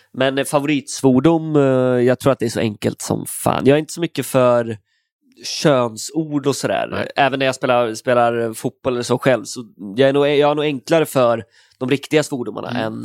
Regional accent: Stenstorp, Västra Götaland, Sweden; moved away as an adult; now in Stockholm, Sweden; Från en liten ort mellan Falköping och Skövde. Ja. Stenstorp heter det

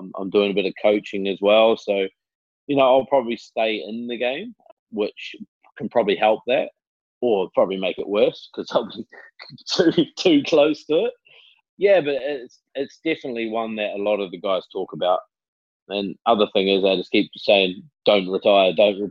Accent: New Zealand; moved away as an adult; growing up in New Zealand

